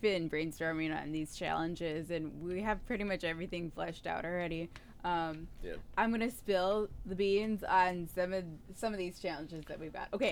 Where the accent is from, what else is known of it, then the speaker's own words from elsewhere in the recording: Milwaukee, Wisconsin, United States; moved away; we're both from the Milwaukee area originally